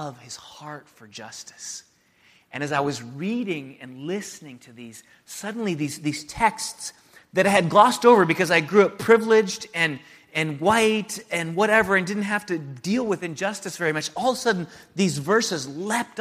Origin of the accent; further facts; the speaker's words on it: San Diego, California, United States; moved away as an adult; also born or lived in Santa Barbara / Chicago; I moved from San Diego to Santa Barbara to go to school, and then to Chicago in the north suburbs of Chicago to go to seminary.